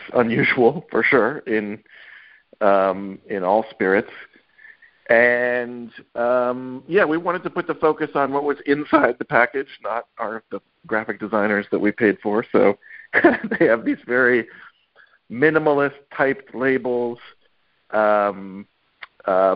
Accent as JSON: {"language": "English", "region": "Kentucky", "country": "United States", "tie": "born or raised there", "moved": "yes", "lives_now": "New York, United States", "said": "I grew up in Kentucky. I grew up in the moonshine part of Kentucky"}